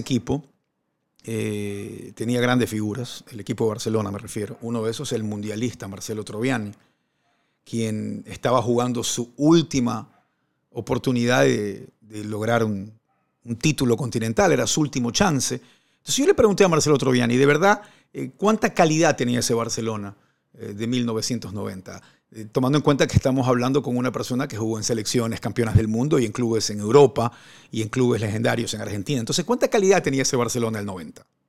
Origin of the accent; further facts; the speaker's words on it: Ecuador; also born or lived in Maracay, Venezuela; en mi país, en Ecuador